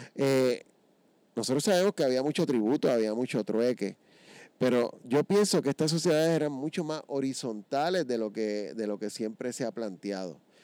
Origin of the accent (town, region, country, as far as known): Puerto Rico